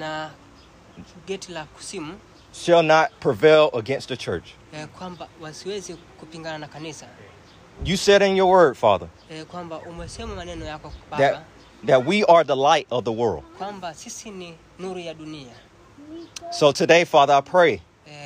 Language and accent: English; United States; moved away as an adult; now in Zanzibar, Tanzania; I was born in America